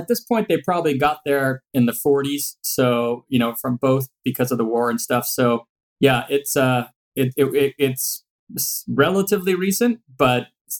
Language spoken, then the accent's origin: English; Montreal, Quebec, Canada; moved away as an adult; also born or lived in Philadelphia, United States; now in Los Angeles, United States; So I'm originally from Montreal, Canada. That's where I grew up. And I went to school there, went to undergrad there, actually had my first two jobs there. And then I moved down to Philadelphia in 98